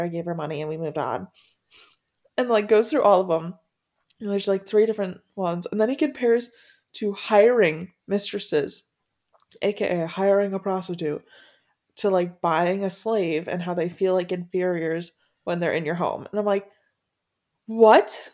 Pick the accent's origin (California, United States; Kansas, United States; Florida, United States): Florida, United States; I've done most of my growing up in Florida